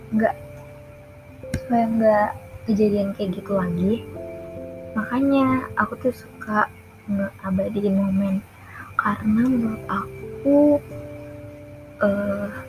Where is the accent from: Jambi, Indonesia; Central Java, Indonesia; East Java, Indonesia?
Jambi, Indonesia; aku orang Jambi ya tinggal di Tanjung Jabung Barat aku SD di sini SMP di sini dan SMA di sini